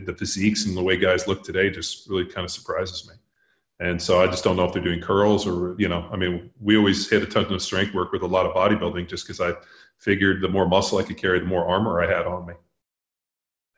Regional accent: Palos Verdes, California, United States; moved away as an adult; also born or lived in Newport Beach; now in Bee Cave, United States; I grew up in Southern California. I grew up in Palos Verdes.

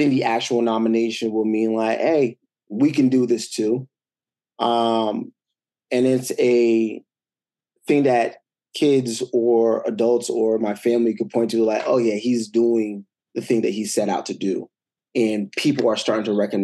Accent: United States; a Haitian American kid growing up in America, because your parents come here

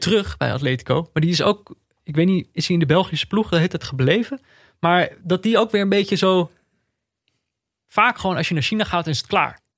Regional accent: Netherlands; als Nederlander

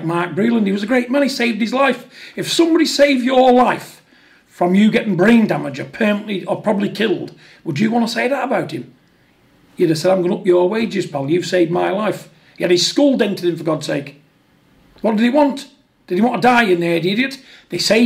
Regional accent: United Kingdom; we're two British people

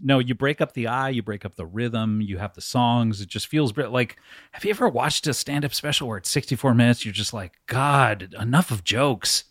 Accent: Orange County, California, United States; Orange County, California

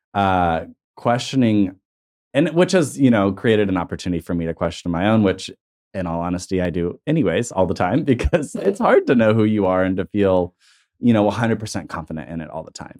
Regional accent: Tulsa, Oklahoma, United States; I'm comfortable in my hometown

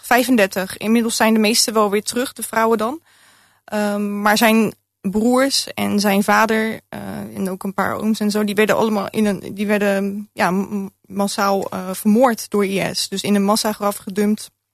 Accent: Rotterdam, South Holland, Netherlands; born or raised there

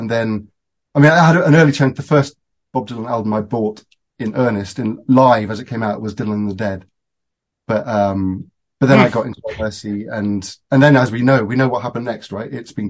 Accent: United Kingdom; And then as British people often do, they sent their children off at the age of 8 to boarding school, so I went back to Britain.

